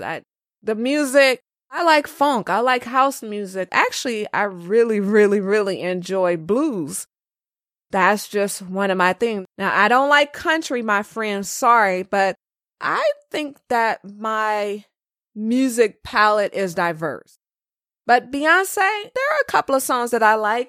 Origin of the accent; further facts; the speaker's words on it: California, United States; I'm from California, the land of sushi and Mexican food